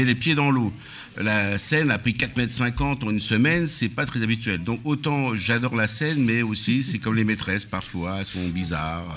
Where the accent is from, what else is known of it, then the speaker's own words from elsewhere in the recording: Laguiole, Occitania, France; now in Villeneuve-Saint-Georges, France; je suis originaire de l'Auvergne et particulièrement de l'Aveyron du, côté de l'Aïole